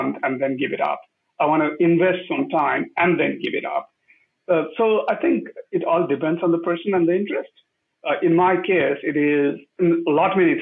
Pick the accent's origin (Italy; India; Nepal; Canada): Nepal; moved away; I grew up in Nepal when we are going through a lot of these changes